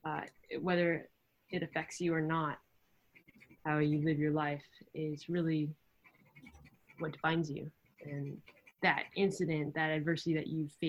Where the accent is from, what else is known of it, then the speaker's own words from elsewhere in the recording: Santa Barbara, California, United States; Santa Barbara, which is my hometown